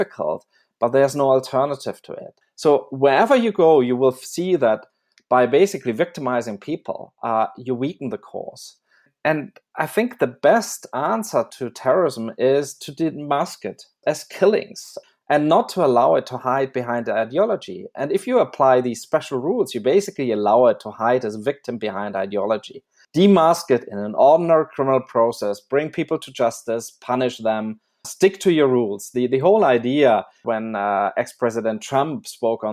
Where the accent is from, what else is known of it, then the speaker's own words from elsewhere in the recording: Germany; I grew up in Germany